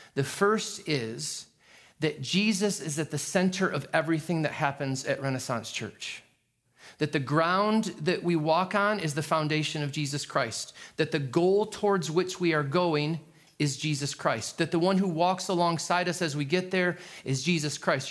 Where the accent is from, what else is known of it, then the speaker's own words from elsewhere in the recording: New York, United States; I'm a New Yorker